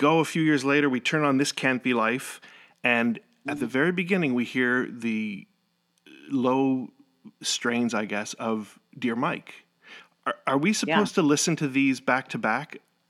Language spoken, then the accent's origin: English; Canada; also born or lived in Ottawa, Canada; now in United States; Ottawa, Canada. I'm originally Canadian, and then we moved to the States.